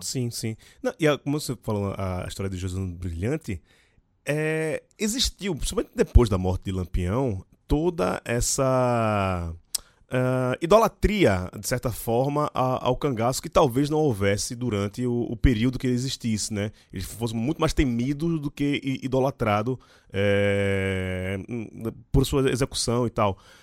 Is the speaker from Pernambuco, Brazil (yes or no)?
yes; Jaboatão dos Guararapes, Pernambuco, Brazil; Eu sou de Candeias, que é o bairro